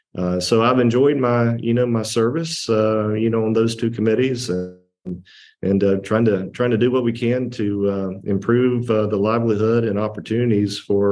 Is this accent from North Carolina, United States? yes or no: yes; North Carolina, United States; I grew up in North Carolina. My father's side of the family is from Salisbury, just outside of Charlotte.